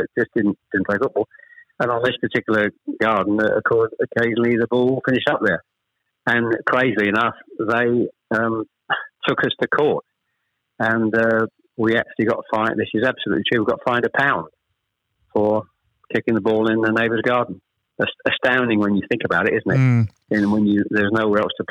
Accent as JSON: {"language": "English", "town": "Chelmsford", "region": "East of England", "country": "United Kingdom", "tie": "born or raised there", "also_born_or_lived": "Ashton-under-Lyne, Greater Manchester", "said": "We actually moved south to Chelmsford when I was probably, I was the eldest of three, when I was probably about 7 or 8"}